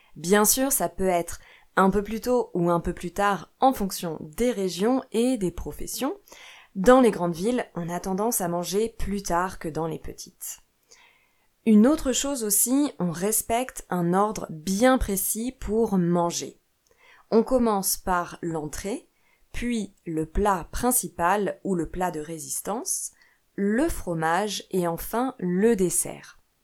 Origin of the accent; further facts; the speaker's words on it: France; moved away; also born or lived in Italy / Portugal / Brazil; je suis professeure de français chez moi en France, mais j'ai aussi vécu en Italie, au Portugal et au Brésil.